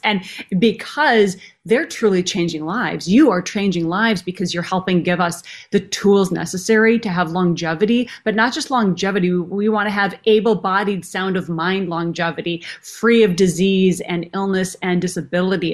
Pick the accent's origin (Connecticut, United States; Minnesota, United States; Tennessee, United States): Minnesota, United States; Minneapolis; growing up in Minneapolis. So I literally grew up backstage